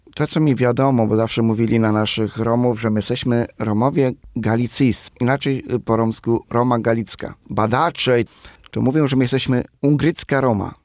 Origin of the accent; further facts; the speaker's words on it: Krosno, Subcarpathian Voivodeship, Poland; moved away as an adult; now in Warsaw, Poland; a pochodzę z Krosna, z miasta Krosna, to jest województwo podkarpackie